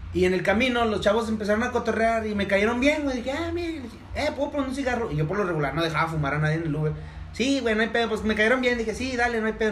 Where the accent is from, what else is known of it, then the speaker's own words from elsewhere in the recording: Durango, Mexico; somos de Durango